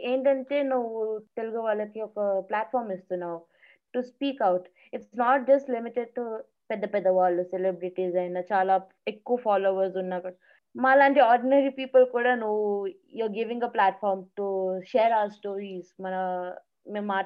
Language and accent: Telugu; Uganda; also born or lived in Kenya; now in Bangalore, India; నేను యుగాండా ఇంకా కెన్యాలో పెరిగాను నా బ్యాచులర్స్ వచ్చేసి సైకాలజీ సోషాలజీ అండ్ ఇంగ్లీష్ లిటరేచర్లో చేశాను క్రైస్ట్ యూనివర్సిటీ నుంచి బెంగళూరులో